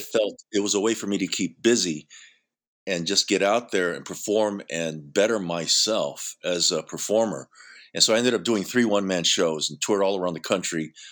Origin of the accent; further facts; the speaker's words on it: San Francisco, California, United States; also born or lived in Hawaii; I grew up in San Francisco, went, did all my schooling there